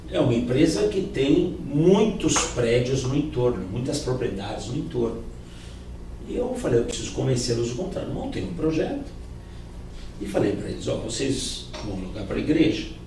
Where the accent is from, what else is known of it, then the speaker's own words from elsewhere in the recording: São Paulo, Brazil; born there; Eu tenho 40 anos de idade e eu nunca tinha vindo para o centro. Eu nasci em São Paulo.